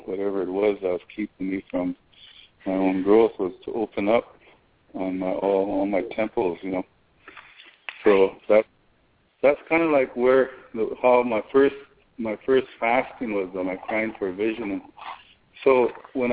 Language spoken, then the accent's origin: English; South Dakota, United States; I was sang for just about every medicine man growing up in South Dakota